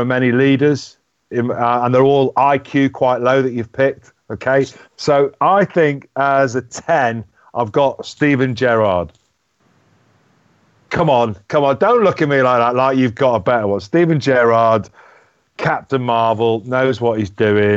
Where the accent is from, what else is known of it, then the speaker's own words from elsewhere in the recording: Skerries, Leinster, Ireland; where I grew up in Skerries, County Dublin